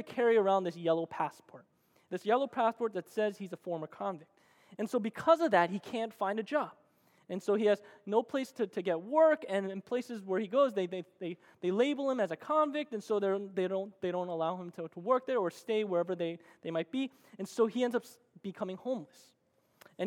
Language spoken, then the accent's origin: English; New Jersey, United States; moved away; I'm originally from the East Coast, and I actually grew up in the greatest state of America, and that is New Jersey